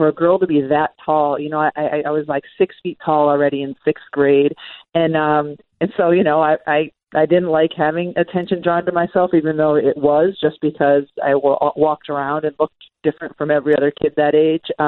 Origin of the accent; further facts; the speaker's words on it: Massachusetts, United States; I grew up in Massachusetts, but right on the border of Connecticut